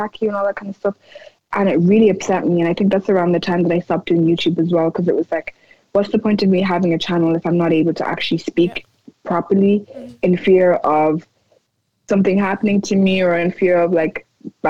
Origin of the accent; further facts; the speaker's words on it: Ireland; I'm born and raised here. I'm extremely pro-Irish. I love my country